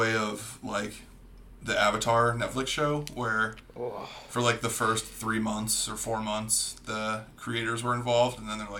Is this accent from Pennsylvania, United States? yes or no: yes; Erie, Pennsylvania, United States; we hail from the Erie, Pennsylvania area.